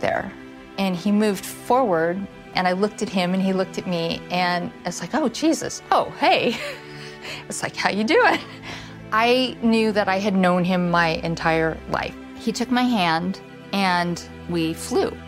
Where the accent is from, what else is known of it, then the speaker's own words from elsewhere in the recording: Iowa, United States; I grew up in Kalispell, Iowa, in a Jewish family